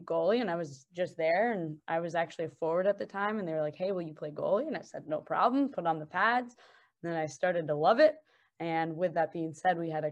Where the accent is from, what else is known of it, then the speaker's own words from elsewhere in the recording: California, United States; growing up, I am from California